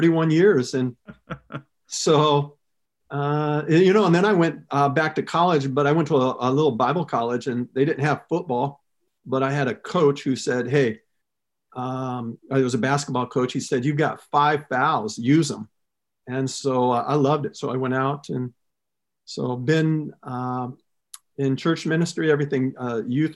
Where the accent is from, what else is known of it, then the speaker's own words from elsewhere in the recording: Southern California, United States; moved away as an adult; also born or lived in Arizona / Ohio; I grew up actually in Southern California